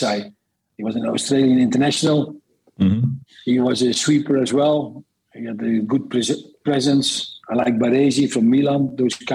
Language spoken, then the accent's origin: English; Netherlands; moved away as an adult; also born or lived in Scotland / Belgium; I started when I was 5 years in the Netherlands, in my hometown, at an amateur side